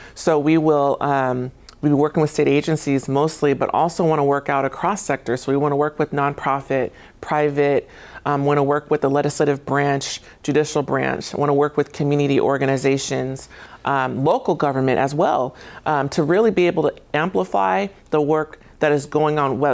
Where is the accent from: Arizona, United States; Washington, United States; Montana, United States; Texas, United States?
Washington, United States; Tacoma; I graduated from Lincoln High School. So I'm from here